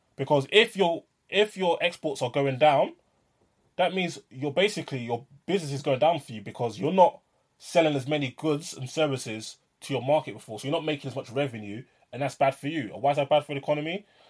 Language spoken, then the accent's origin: English; London, United Kingdom; I'm a Londoner living in London